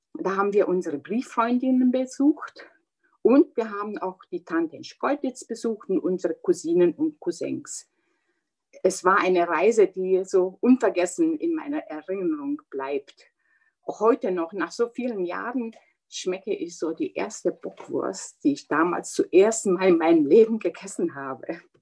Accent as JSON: {"language": "German", "town": "Hălchiu", "region": "Brașov County", "country": "Romania", "tie": "born or raised there", "also_born_or_lived": "Zittau", "accent": "Transylvanian Saxon", "first_language": "German (Transylvanian Saxon dialect)", "moved": "yes", "said": "Vier Geschwister sind wir in Helsdorf in Rumänien dann miteinander aufgewachsen"}